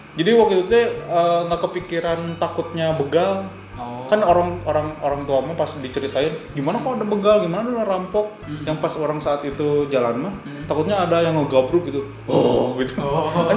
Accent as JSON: {"language": "Indonesian", "town": "Bandung", "region": "West Java", "country": "Indonesia", "said": "aku aja sebagai orang Bandung"}